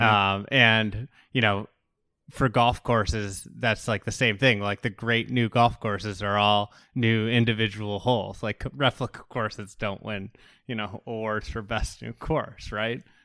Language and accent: English; Midwest, United States; as a Midwesterner who's, you know, grown up playing all around here